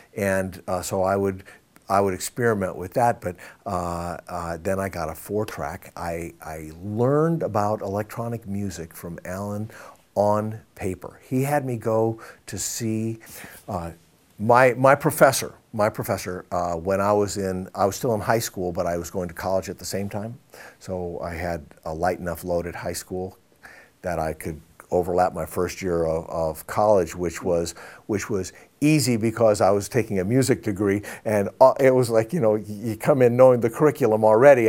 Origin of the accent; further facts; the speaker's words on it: Iowa, United States; growing up in Iowa.